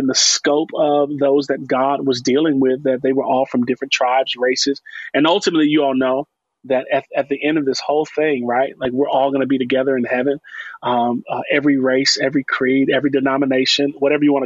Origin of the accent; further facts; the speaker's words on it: Chicago, Illinois, United States; And I'm from Chicago. I'm born and raised on the west side of Chicago